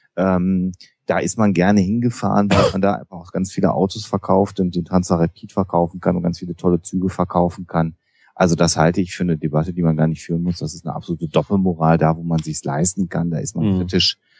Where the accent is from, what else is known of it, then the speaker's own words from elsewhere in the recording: Germany; wir als Deutsche